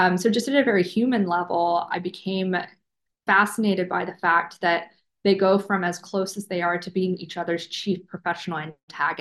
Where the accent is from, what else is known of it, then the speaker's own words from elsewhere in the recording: Alabama, United States; moved away; I'm from Alabama originally